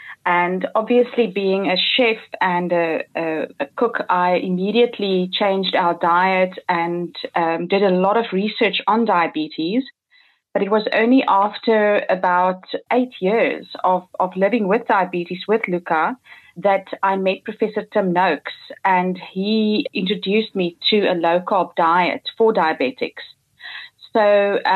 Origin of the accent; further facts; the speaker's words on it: South Africa; moved away as an adult; now in Woerden, Netherlands; We are a South African family that moved to the Netherlands about 3 years ago